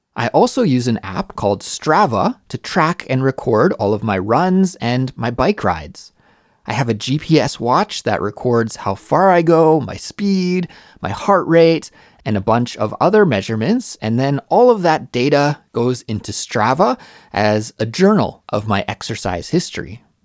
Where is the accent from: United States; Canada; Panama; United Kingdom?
Canada; Canada, my home country